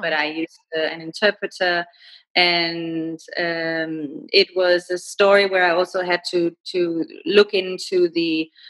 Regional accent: Denmark; first language Danish; English is a second language; moved away as an adult; also born or lived in Rome, Italy / Beijing, China; now in Kuala Lumpur, Malaysia

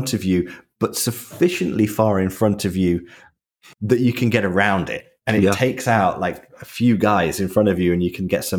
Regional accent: United Kingdom; I'm British

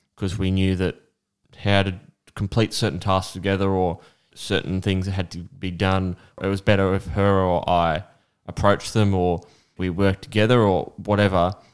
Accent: Australia; I'm an Aussie with Aussie heritage

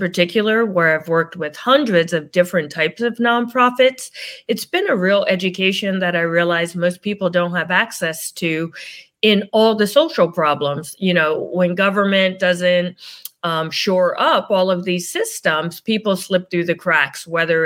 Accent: New Jersey, United States; also born or lived in New York; now in Connecticut, United States; I grew up in New Jersey

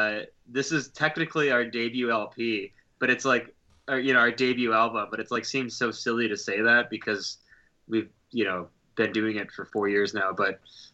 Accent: Detroit suburbs, Michigan, United States; I grew up in the area, but I grew up in the suburbs, like the northeast suburbs, like a half an hour from downtown.

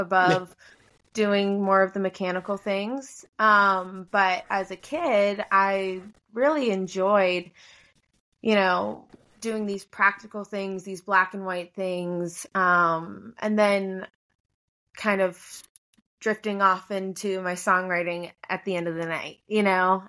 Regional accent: Hilton Head Island, South Carolina, United States; moved away; I'm from Hilton Head Island, South Carolina, originally

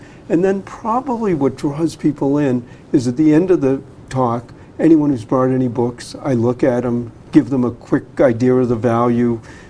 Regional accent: Boston, Massachusetts, United States; I grew up in Dorchester.

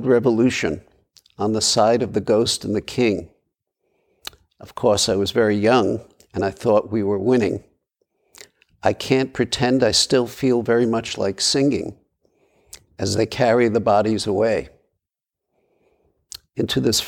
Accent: New York City, New York, United States; moved away as an adult; I was born and raised in Brooklyn

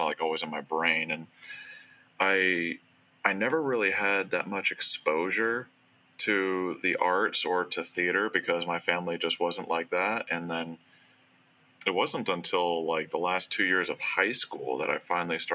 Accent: South Florida, United States; I grew up in South Florida

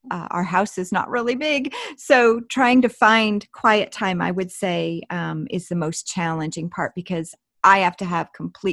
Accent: Pennsylvania, United States; growing up in Amish country

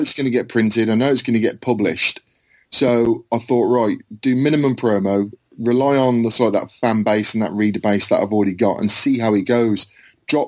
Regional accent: Worcestershire, West Midlands, United Kingdom; I'm from Worcestershire in England

